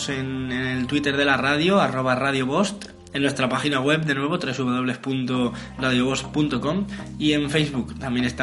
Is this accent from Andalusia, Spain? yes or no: no; Villena, Valencian Community, Spain; sabéis que … de Villena